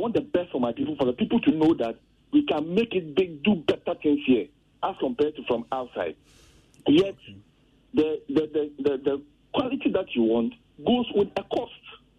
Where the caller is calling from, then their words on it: Kasoa, Central Region, Ghana; I'm calling from Kaswa.